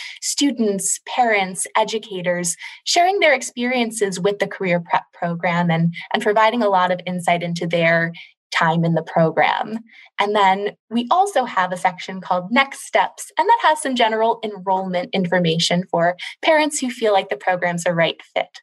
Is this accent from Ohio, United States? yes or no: no; Maryland, United States; moved away as an adult; also born or lived in New Orleans, Louisiana; I'm originally from Maryland